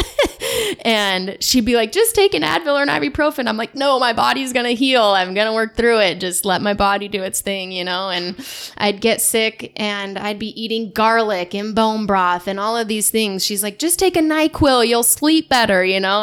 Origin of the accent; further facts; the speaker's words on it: Davenport, Washington, United States; But I grew up in Davenport, Washington, just west of here, west of Spokane, about forty-five minutes, in small, small town.